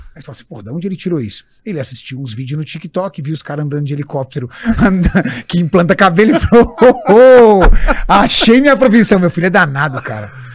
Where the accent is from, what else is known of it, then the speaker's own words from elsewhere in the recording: São Paulo, Brazil; now in ABC Paulista, Brazil; meu pai comprou um terreno num bairro no extremo sul de São Paulo, chamado Jardim Orion, atrás do Sesc Campestre, uma, um local de periferia, rua de terra. E ali eu cresci